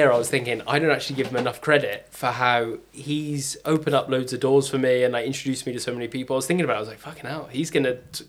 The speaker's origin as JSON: {"language": "English", "town": "Bristol", "region": "South West England", "country": "United Kingdom"}